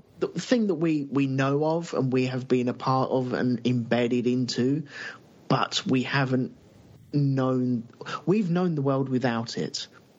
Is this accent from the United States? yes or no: no; United Kingdom; he's the German, he has to be the bad guy, and we're the British and we have to be the good guys.